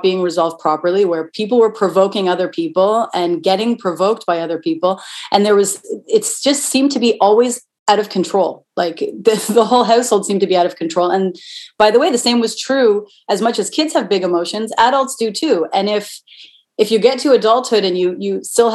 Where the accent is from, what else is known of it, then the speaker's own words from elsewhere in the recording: Toronto, Ontario, Canada; I'm from Toronto